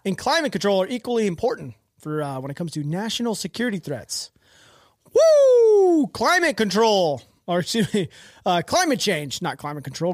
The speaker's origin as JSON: {"language": "English", "country": "United States"}